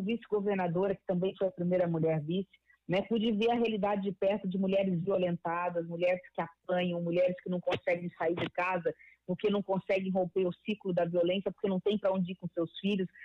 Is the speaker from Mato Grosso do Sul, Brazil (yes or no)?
yes; Mato Grosso do Sul, Brazil; eu venho de Mato Grosso do Sul